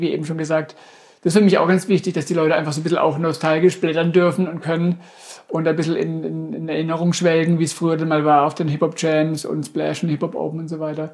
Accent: Durmersheim, Baden-Württemberg, Germany; ich bin ja aus Domersheim gebürtig, äh, vor Ort von Karlsruhe

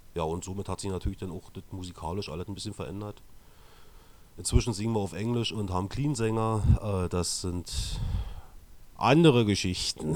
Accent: East Germany, Germany; mich als Ossi

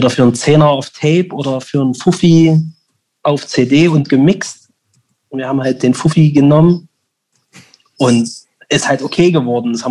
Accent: Leipzig, Saxony, Germany; Und ich so, näher aus Leipzig.

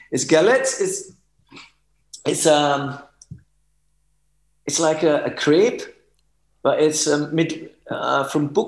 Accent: Germany; now in Vienna, Austria; ich, ich bin Deutscher, aber ich lebe

